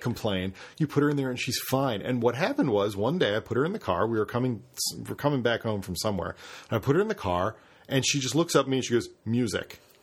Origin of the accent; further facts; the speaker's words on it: Carroll County, Pennsylvania, United States; I grew up in Carroll County.